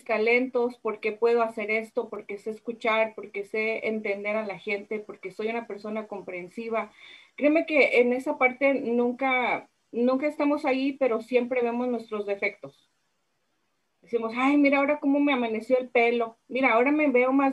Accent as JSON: {"language": "Spanish", "country": "Mexico", "moved": "yes", "lives_now": "United States", "said": "toda mexicana que soy"}